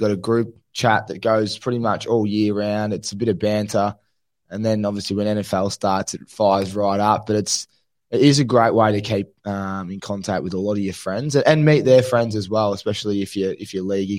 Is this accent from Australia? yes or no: yes; Riddells Creek, Victoria, Australia; I grew up in Riddles Creek. That's where I was brought up.